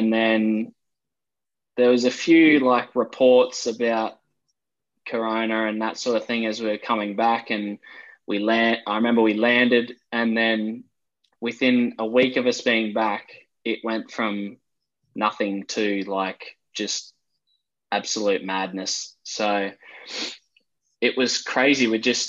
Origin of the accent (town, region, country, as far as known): Brisbane, Queensland, Australia; now in Sydney, Australia